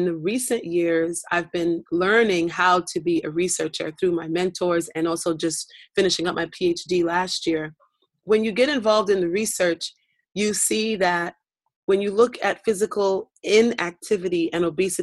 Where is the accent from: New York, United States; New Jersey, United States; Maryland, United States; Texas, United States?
New York, United States; New York City; moved away as an adult; also born or lived in South Africa; my hometown of Brooklyn, New York